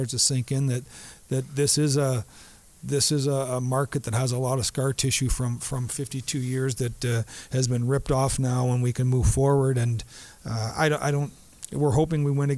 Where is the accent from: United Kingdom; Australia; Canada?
Canada; Southern Ontario; also born or lived in Dallas; now in St. Louis, United States; He and I grew up in the same area of Southern Ontario